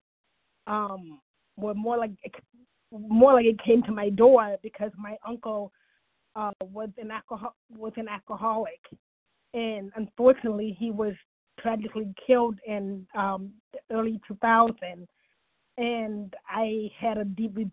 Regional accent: Cleveland, Ohio, United States; in my hometown, in Cleveland

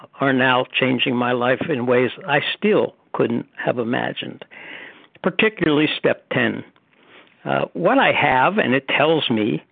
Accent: Pittsburgh, Pennsylvania, United States; now in Cary, United States; I was born in Pittsburgh, so I have a relationship to Pennsylvania

